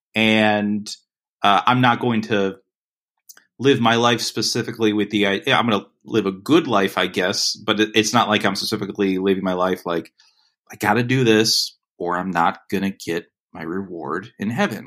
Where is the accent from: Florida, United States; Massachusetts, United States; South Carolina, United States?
Florida, United States; Lee County; where I grew up in Florida